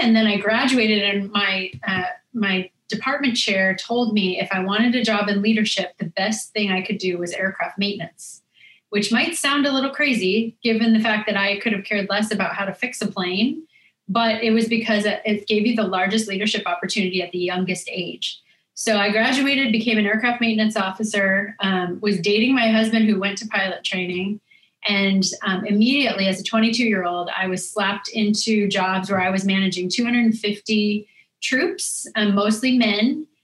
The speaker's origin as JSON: {"language": "English", "town": "Laurel", "region": "Montana", "country": "United States", "tie": "born or raised there", "moved": "as an adult", "lives_now": "Washington, D.C., United States", "said": "we had a good time growing up there"}